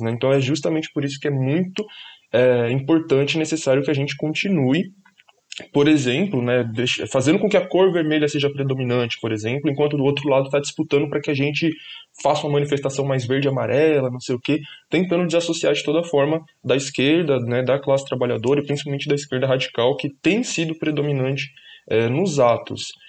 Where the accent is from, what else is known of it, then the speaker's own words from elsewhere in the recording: São Paulo, Brazil; eu sou da, da Zona Norte de São Paulo, nascido e crescido na Brasilândia.